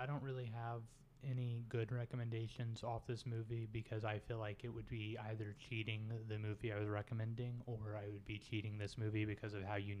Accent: Kansas, United States; I grew up in Kansas.

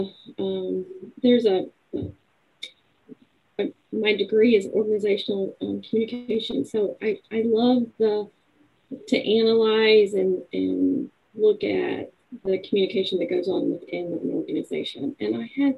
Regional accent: Virginia, United States; moved away as an adult; also born or lived in Texas; now in Lawton, United States; I'm actually from the East Coast. I'm from Virginia. I graduated there

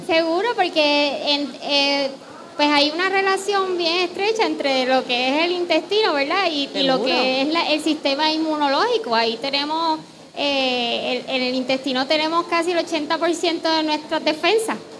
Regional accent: Puerto Rico; lo que somos los puertorriqueños

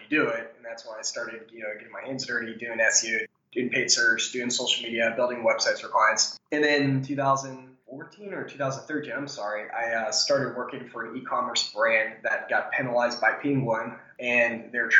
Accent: Tallahassee, Florida, United States; I'm from Tallahassee, Florida, which is the capital, but it's a really small city

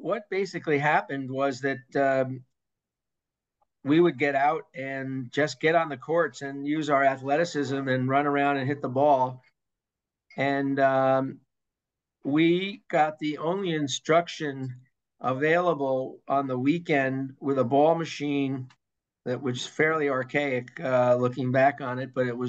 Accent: Hastings-on-Hudson, New York, United States; I grew up in Lower Westchester in Hastings-on-Hudson

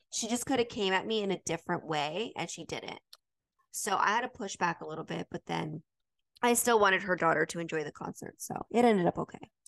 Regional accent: Utah, United States; I grew up in Utah

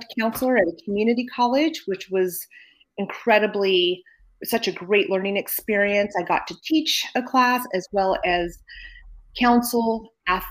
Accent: Napa, California, United States; also born or lived in Berkeley, California; I'm from Napa

